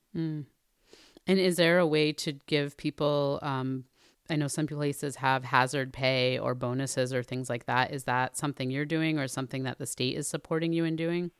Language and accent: English; New Haven, Connecticut, United States; my hometown of New Haven, Connecticut